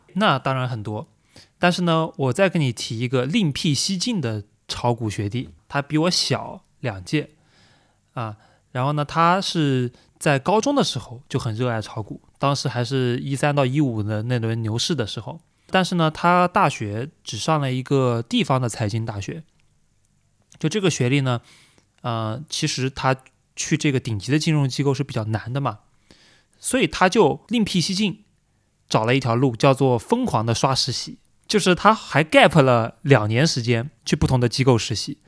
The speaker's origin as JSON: {"language": "Chinese", "region": "Anhui", "country": "China", "tie": "born or raised there", "moved": "yes", "said": "我们安徽老家"}